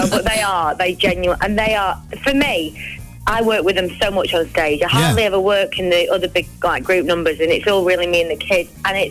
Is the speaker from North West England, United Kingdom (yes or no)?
yes; Blackpool, North West England, United Kingdom; moved away as an adult; now in London, United Kingdom; born and bred in Blackpool.